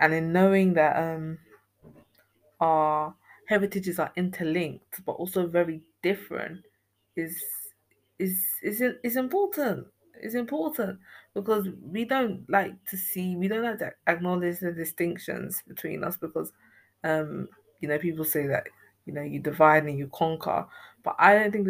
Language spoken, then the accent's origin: English; Ghana; oral histories being so significant to me as a Ghanaian person